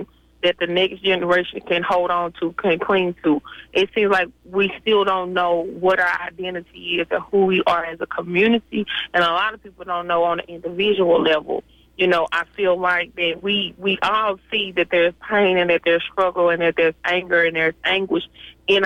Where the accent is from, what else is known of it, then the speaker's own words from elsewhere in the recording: Mississippi, United States; I'm from Mississippi